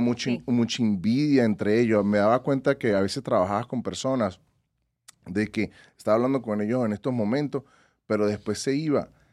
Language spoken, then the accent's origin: Spanish; Venezuela; also born or lived in Tucson, United States; now in Las Vegas, United States; mi Venezuela